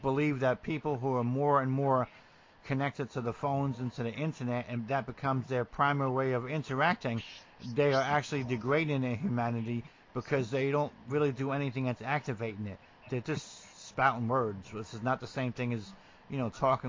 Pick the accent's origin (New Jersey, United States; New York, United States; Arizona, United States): New Jersey, United States; also born or lived in coastal Georgia; now in Georgia, United States; growing up in New Jersey, and as rough as it can be, the neighbors still talk to the neighbors